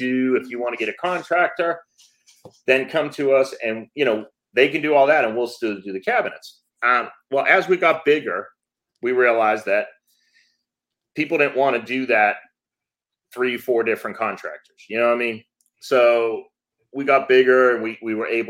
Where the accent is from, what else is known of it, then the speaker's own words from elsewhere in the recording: Massachusetts, United States; moved away as an adult; now in Georgia, United States; I am actually from Massachusetts. I live in Georgia now.